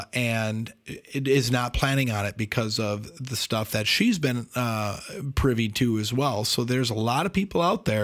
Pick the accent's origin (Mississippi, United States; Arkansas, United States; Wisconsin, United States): Wisconsin, United States; I'm from Wisconsin. We're in Wisconsin